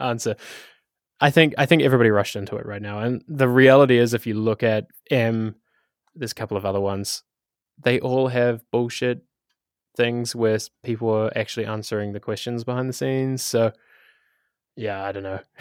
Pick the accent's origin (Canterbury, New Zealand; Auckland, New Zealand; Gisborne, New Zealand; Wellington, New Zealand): Wellington, New Zealand; moved away as an adult; now in Amsterdam, Netherlands; I come from Wellington, New Zealand, hence the um, Takawiti accent